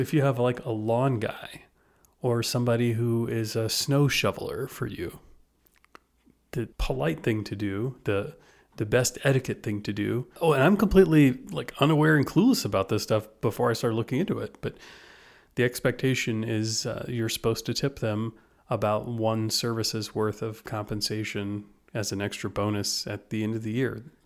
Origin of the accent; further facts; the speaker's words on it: United States; I'm an American